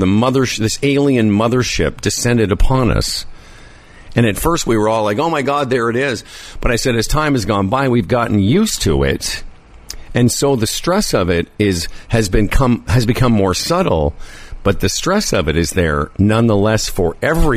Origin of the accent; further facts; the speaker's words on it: Saskatchewan, Canada; moved away as an adult; also born or lived in southern Ontario; now in Ontario, Canada; I come from Saskatchewan where the winters are way colder